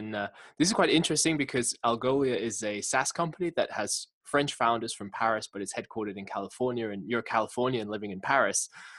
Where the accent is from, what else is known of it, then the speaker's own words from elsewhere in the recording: United Kingdom; moved away as an adult; now in Helsinki, Finland; as a British guy who hopped on a one-way flight to Helsinki, Finland.